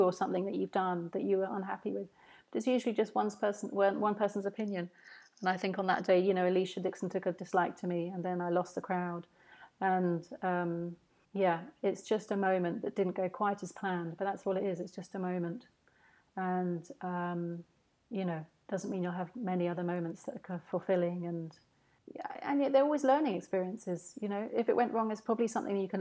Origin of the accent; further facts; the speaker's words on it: St Albans, East of England, United Kingdom; my hometown of St Albans